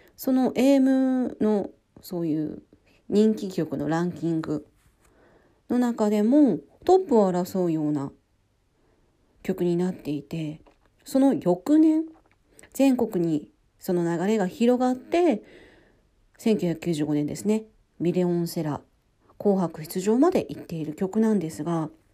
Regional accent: Hokkaido, Japan; 私は北海道出身なんですけど

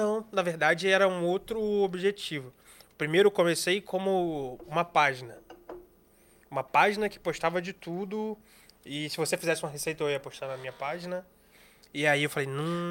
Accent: Brazil; eu sou brasileiro

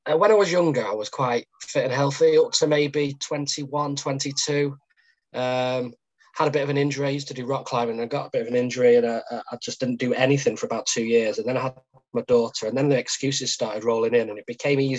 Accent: Macclesfield, North West England, United Kingdom; born and bred in Macclesfield.

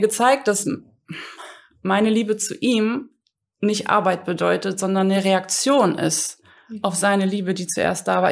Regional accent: Hamburg, Germany; moved away as an adult; also born or lived in Rhein-Main area / Frankfurt; now in Langen, Germany; ich komme ursprünglich aus Hamburg, aber lebe jetzt seit, oh Mann, 15

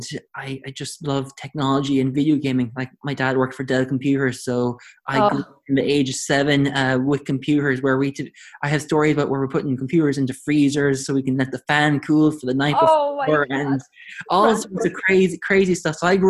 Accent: Limerick, Munster, Ireland; also born or lived in United States / Taiwan; So, as you mentioned, I'm from Limerick. I don't sound like I'm from Limerick because I lived, my parents and my family lived in America and then Taiwan, and they came back to Ireland. So I've lost the Limerick, true Limerick accent.

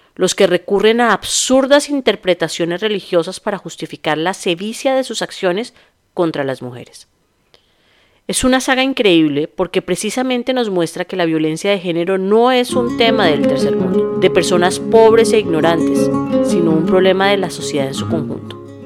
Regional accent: Bogotá, Colombia; los bogotanos usamos la palabra marica como una coma

